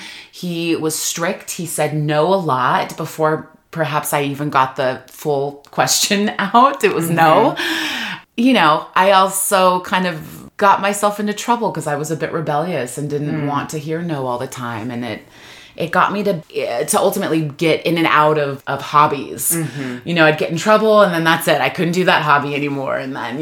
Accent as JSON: {"language": "English", "town": "Rialto", "region": "California", "country": "United States", "tie": "born or raised there", "said": "we came to the Inland Empire when I was young. I went to high school in Rialto, and it was a very cultural upbringing."}